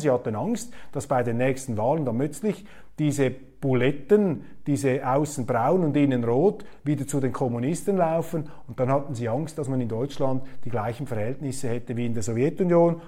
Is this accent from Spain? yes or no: no; Switzerland; als Schweizer